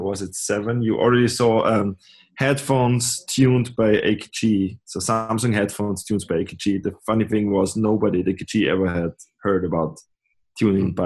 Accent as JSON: {"language": "English", "country": "Austria", "also_born_or_lived": "Graz", "said": "I'm coming from Austria."}